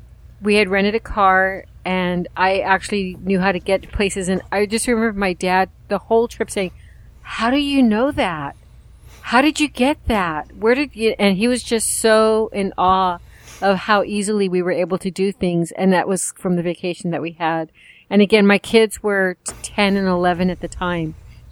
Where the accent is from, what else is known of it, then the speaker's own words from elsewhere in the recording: California, United States; We're from California. We don't do quick.